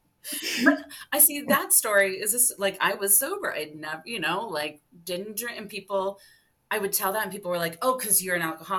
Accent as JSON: {"language": "English", "region": "suburban Ohio", "country": "United States", "tie": "born or raised there", "said": "I'm a white suburban Ohio kid"}